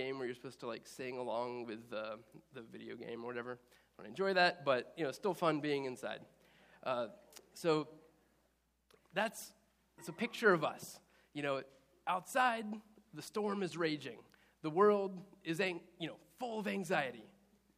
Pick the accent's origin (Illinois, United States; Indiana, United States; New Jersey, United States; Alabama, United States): Indiana, United States; moved away as an adult; also born or lived in Easton, Maryland; I grew up in Indiana